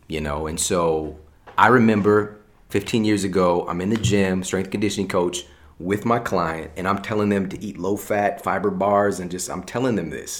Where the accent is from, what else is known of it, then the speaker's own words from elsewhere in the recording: St. Louis, Missouri, United States; I'm from Saint Louis, so, like, there's still barely a juice bar there